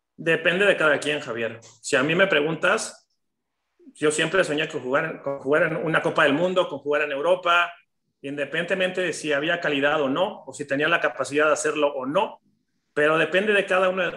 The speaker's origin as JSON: {"language": "Spanish", "country": "Mexico", "said": "como mexicano"}